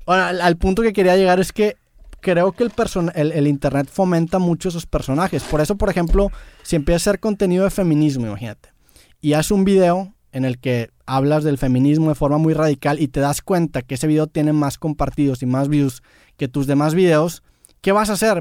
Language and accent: Spanish; Mexico; soy mexicano